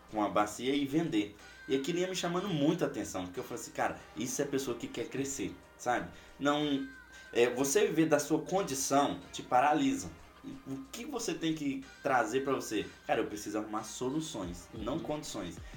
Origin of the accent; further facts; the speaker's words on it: Minas Gerais, Brazil; now in Foz do Iguaçu, Brazil; Quando eu vim de Minas pra, Foz do Iguaçu, cara, se vocês ainda não conhecem a minha história